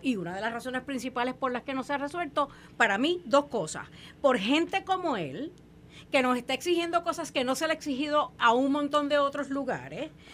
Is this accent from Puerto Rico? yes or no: yes; Puerto Rico; como puertorriqueña